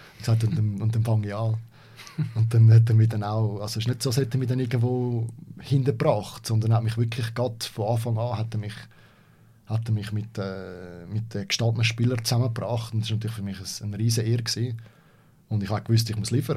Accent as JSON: {"language": "German", "country": "Switzerland", "said": "als Schweizer"}